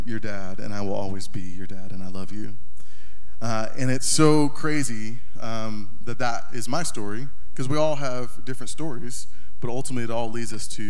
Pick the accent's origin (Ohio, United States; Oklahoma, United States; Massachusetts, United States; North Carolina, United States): North Carolina, United States; also born or lived in Corpus Christi, Texas; I was born in Corpus Christi, Texas, and almost immediately we moved from Corpus Christi, Texas to North Carolina, and grew up there